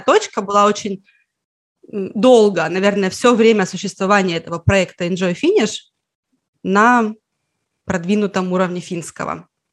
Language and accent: Russian; Petrozavodsk, Republic of Karelia, Russia; Я из Карелии, я из Петрозаводска. Когда я была ребенком, изучать финский в школе, например, было так же обычно практически, как английский.